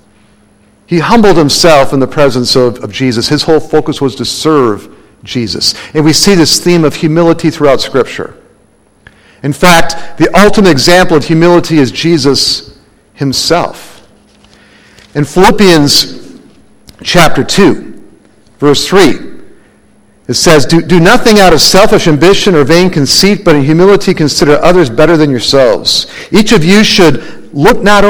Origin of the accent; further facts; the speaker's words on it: Minnesota, United States; now in Arizona, United States; when I was a kid growing up in Minnesota